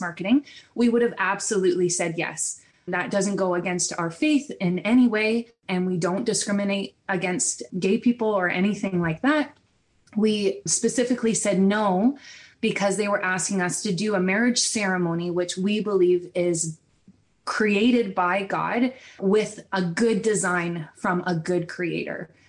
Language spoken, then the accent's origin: English; Ontario, Canada; I'm from Ontario in, and I live in Brantford